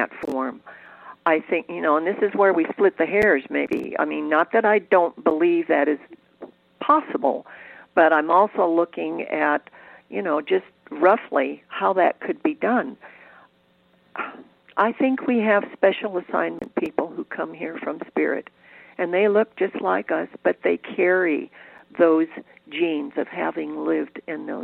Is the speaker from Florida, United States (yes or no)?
no; Cleveland, Ohio, United States; moved away as an adult; also born or lived in California; growing up in Cleveland, Ohio, you didn't have many choices